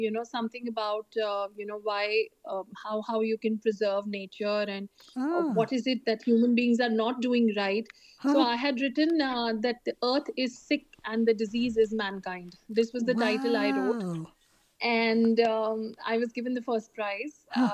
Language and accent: English; Delhi, India; I've grown up partly in North Delhi, a bit in Central Delhi, which is the old Delhi, and then moved to south of Delhi